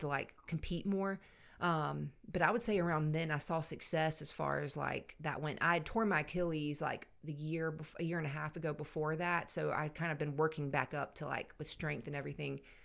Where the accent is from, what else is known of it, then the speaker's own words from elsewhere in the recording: Savannah, Georgia, United States; moved away as an adult; now in Anderson, United States; I grew up in Savannah, Georgia